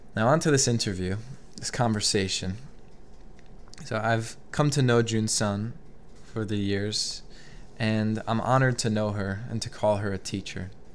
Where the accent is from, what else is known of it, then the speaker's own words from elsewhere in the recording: Albany, New York, United States; moved away as an adult; also born or lived in Philadelphia; I grew up in Albany, New York